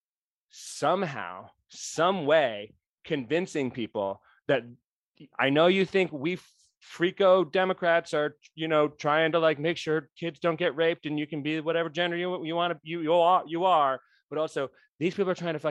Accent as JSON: {"language": "English", "region": "Rhode Island", "country": "United States", "tie": "born or raised there", "said": "my home state"}